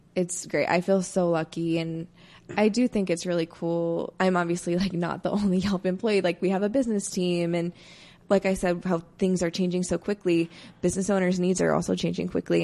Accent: Indiana, United States; moved away as an adult; also born or lived in Iowa / Los Angeles; now in Denver, United States; I'm from the Midwest, originally from Indiana.

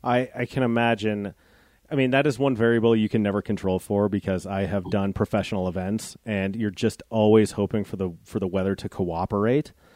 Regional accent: Golden, Colorado, United States; moved away; I grew up in Golden, Colorado

